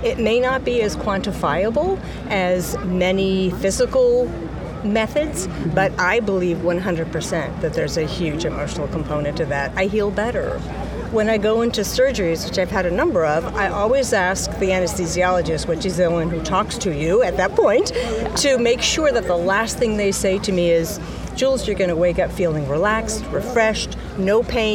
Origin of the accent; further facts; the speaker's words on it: Portland, Oregon, United States; I'm from Portland, Oregon